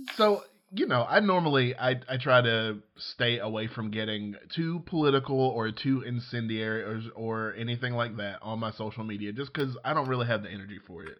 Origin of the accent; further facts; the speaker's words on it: Georgiana, Alabama, United States; moved away; I was growing up in, in, in Georgiana, Alabama